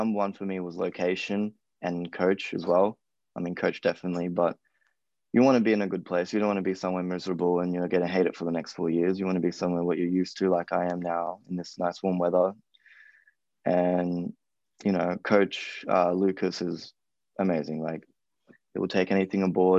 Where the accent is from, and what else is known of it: Gold Coast, Queensland, Australia; moved away as an adult; now in United States